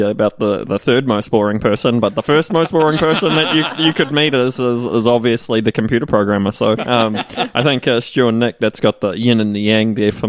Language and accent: English; New Zealand; as a New Zealander